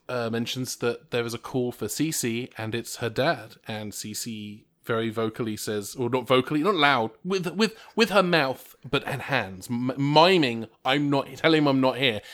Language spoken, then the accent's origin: English; England, United Kingdom; I'm English